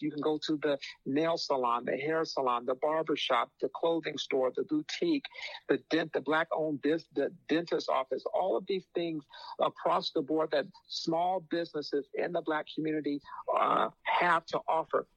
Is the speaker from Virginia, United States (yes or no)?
no; Phoenix, Arizona, United States; I'm from Phoenix